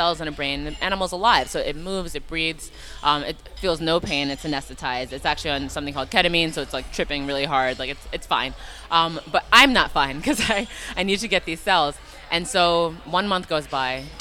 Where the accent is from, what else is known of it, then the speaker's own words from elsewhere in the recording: New York, United States; I'm a New Yorker, like through and through